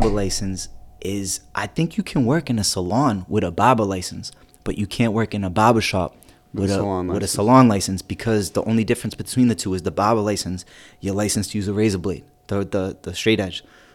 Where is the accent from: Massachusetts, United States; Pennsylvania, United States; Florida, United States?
Massachusetts, United States; Peabody; also born or lived in East Boston; I grew up in Peabody